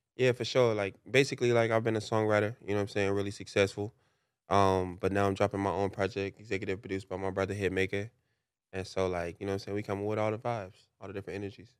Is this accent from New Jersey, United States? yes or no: no; Chicago, Illinois, United States; moved away; also born or lived in Los Angeles / Atlanta; I grew up in Chicago